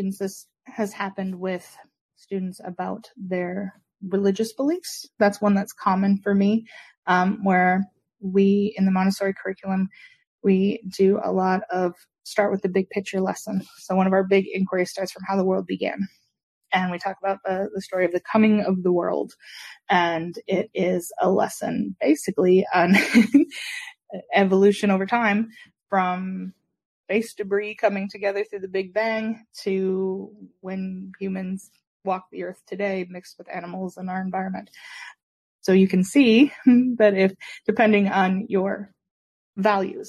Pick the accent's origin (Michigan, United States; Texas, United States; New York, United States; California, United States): Michigan, United States; moved away as an adult; now in South Carolina, United States; I worked for the community I grew up in back in Michigan